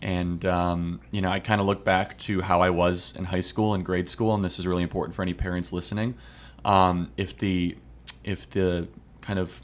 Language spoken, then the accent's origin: English; Chicago, Illinois, United States; born and raised in Chicago, Illinois.